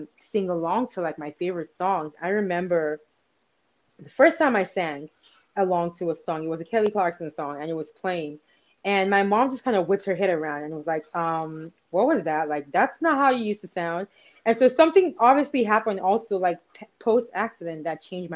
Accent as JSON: {"language": "English", "country": "Nigeria", "tie": "born or raised there", "said": "growing up in Nigeria"}